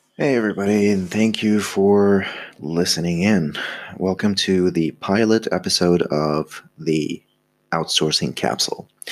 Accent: Egypt; I'm from Egypt

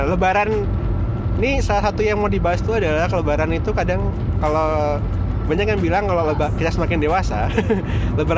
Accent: Medan, North Sumatra, Indonesia; nah waktu SD itu lama di Medan sekitar 6, 6 tahun lah 6 tahun terus kalau di Medan kan mudiknya ke Padang

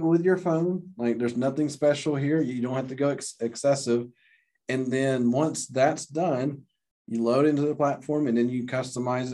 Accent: Gadsden, Alabama, United States; I'm originally from Gadsden

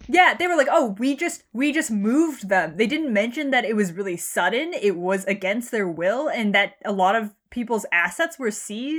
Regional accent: United States; being born American

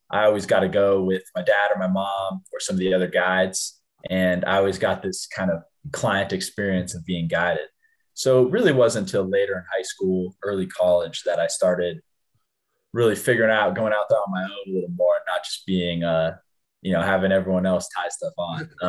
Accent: Bozeman, Montana, United States; also born or lived in Ennis, Montana; I was born in uh, uh, Bozeman, Montana, but lived in Ennis. Um, in the summers in Bozeman, uh, growing up my whole life, uh, went to went to high school in Bozeman

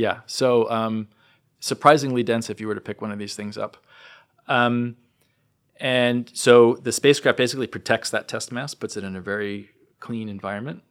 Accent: New Jersey, United States; growing up in New Jersey

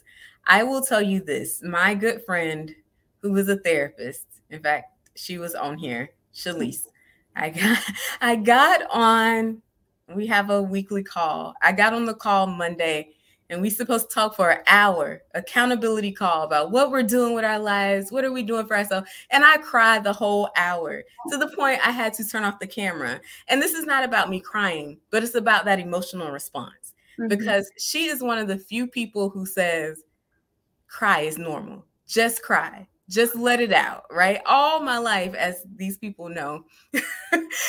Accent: the South, United States; me growing up in the South

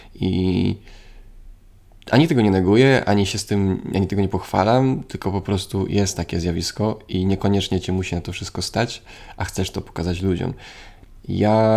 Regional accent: Poland; Jestem ze Strzębia, więc blisko

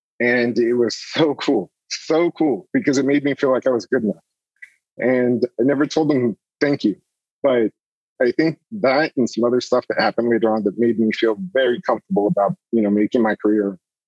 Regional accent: San Antonio, Texas, United States; I grew up in San Antonio

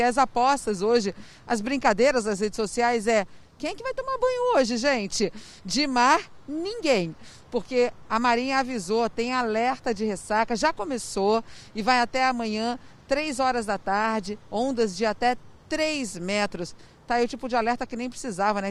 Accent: Rio de Janeiro, Brazil; Como carioca da gema

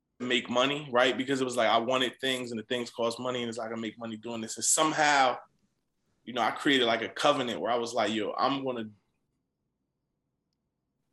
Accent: Camden, New Jersey, United States; moved away as an adult; I feel like I'm from Camden, New Jersey.

